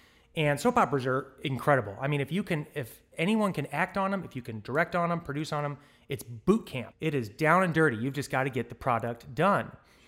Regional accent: St. Louis, Missouri, United States; moved away as an adult; I came from St. Louis, Missouri. And the day I graduated from college, I packed the proverbial U-Haul and put it behind my Toyota and across the country I came.

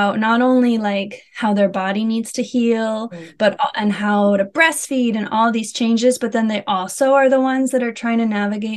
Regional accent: United States; moved away as an adult; now in Netherlands; I'm an American living in the Netherlands. We've been here for 4.5 years

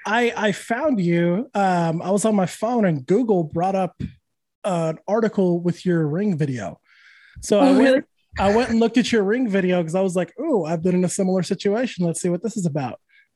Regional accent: New Mexico, United States; also born or lived in California / Texas / Louisiana; I'm from New Mexico, moved to California, then to Texas, then Louisiana, then back to Texas. And now I'm in Florida.

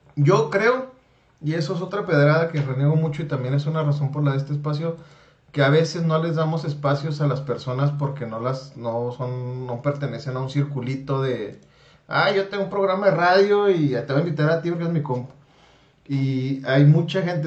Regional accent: Chihuahua, Mexico; la tez morena que tenemos en Chihuahua

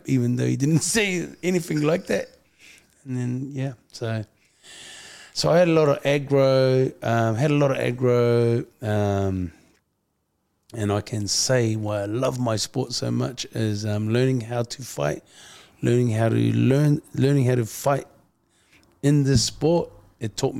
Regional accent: Auckland, New Zealand; Being a half-caste Samoan growing up in Auckland

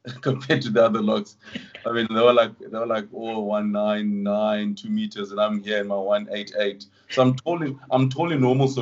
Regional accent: Port Elizabeth, Eastern Cape, South Africa; also born or lived in East London, South Africa / Butterworth, South Africa / Johannesburg, South Africa; been calling PE home since 2000. So pretty much the last 21 years I've been in PE. So, I mean, I refer to PE as home. We pretty much grown up there, you know, went to school in PE

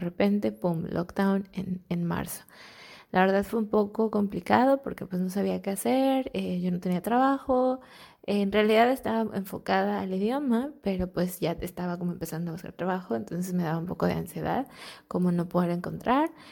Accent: Mexico; moved away as an adult; now in Netherlands; soy mexicana y vivo en Países Bajos

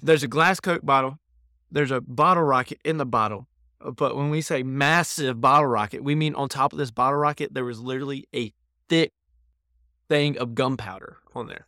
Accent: North Carolina, United States; now in New York, United States; we're from North Carolina.

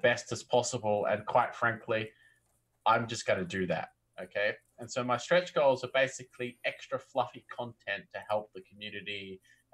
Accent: Australia; accent: Aussie; I was already born in country Australia, so I can't help but have a little bit of an accent.

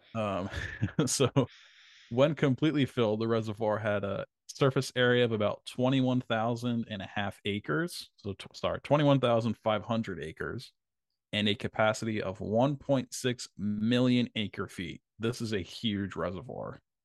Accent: Vineland, New Jersey, United States; my hometown, Vineland, New Jersey

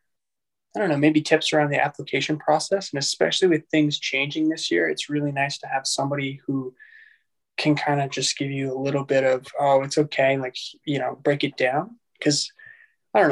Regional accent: Calgary, Alberta, Canada; moved away as an adult; now in Edmonton, Canada; I'm originally from Calgary. I did an undergrad degree in microbio there. And then I came up here to Edmonton

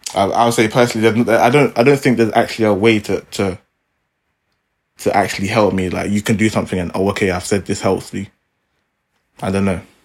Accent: London, United Kingdom; we are three guys from South London

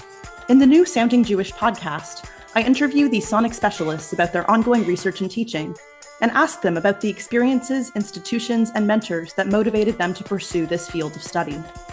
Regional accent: Canada; I'm a Canadian historical musicologist

